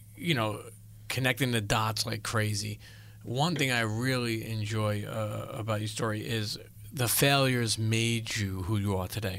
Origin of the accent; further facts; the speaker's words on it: New York City, New York, United States; I grew up in Brooklyn, Italian